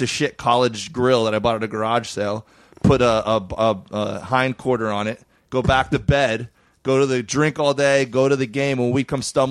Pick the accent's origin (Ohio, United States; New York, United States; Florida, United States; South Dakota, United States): Florida, United States; Miami; I grew up in Miami, going to University of Miami football games when UM was a dynasty.